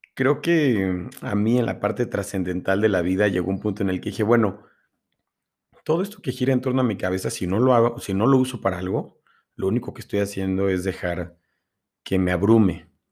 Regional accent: Mexico City, Mexico; moved away as an adult; now in Puebla, Mexico; Nací en la Ciudad de México hasta los 18 años, casi 19, y me vine a Puebla. Actualmente vivo y radico aquí

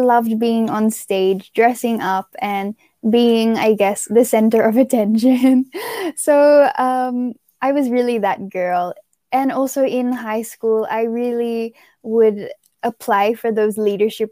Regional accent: Australia; moved away as an adult; now in Philippines; growing up in Australia

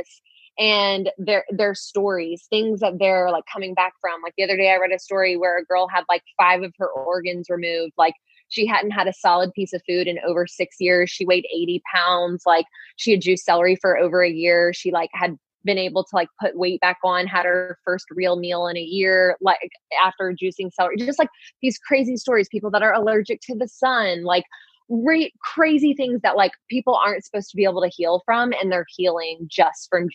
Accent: Louisiana, United States; I was born in Louisiana. Like we used to eat like pig ears for like breakfast, lunch, and dinner

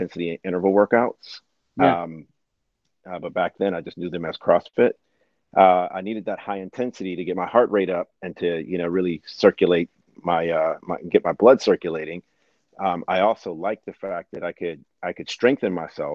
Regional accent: East Coast, United States; I'm from the East Coast

